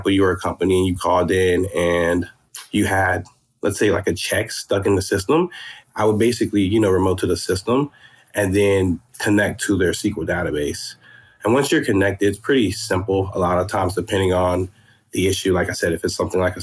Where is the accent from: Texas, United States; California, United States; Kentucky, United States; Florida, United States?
Florida, United States; moved away as an adult; also born or lived in Georgia; now in Atlanta, United States; I'm originally from Florida. And I was doing high school in Georgia, then moved back to Florida, finished high school there